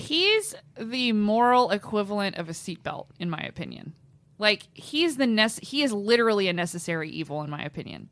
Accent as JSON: {"language": "English", "town": "Los Angeles", "region": "California", "country": "United States", "tie": "born or raised there", "said": "That's where I grew up. My hometown"}